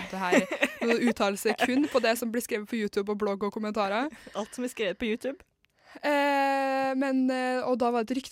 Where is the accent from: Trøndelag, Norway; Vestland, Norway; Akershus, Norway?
Trøndelag, Norway; ja, men jeg er jo trønder, da.